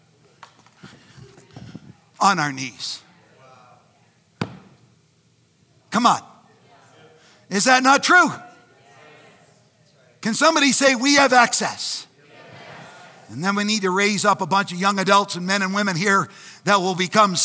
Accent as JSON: {"language": "English", "country": "Canada", "said": "I'm Canadian"}